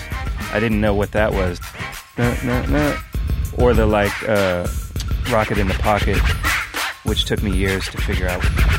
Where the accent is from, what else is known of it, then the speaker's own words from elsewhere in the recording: Davis, California, United States; also born or lived in San Jose, California; I was born in San Jose, and we moved to a place called Davis, California when I was 5